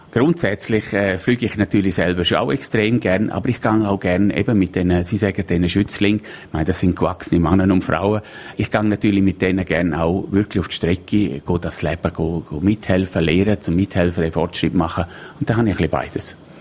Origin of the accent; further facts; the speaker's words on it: Splügen, Graubünden, Switzerland; ich bin in Splügen aufgewachsen